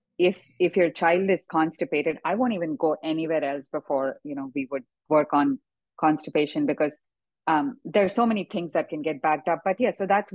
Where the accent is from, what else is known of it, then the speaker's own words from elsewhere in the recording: South India, India; moved away; when I grew up in India